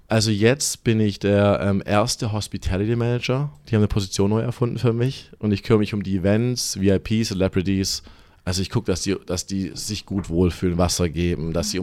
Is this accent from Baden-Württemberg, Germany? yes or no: yes; Stuttgart, Baden-Württemberg, Germany; accent: German; moved away as an adult; now in Los Angeles, United States; Ich bin so vor circa zweieinhalb Jahren ausgewandert, direkt aus Stuttgart. Geboren, aufgewachsen die meiste Zeit da.